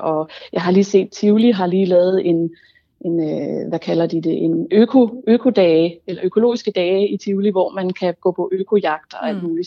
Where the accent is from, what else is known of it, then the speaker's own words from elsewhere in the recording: Denmark; som dansker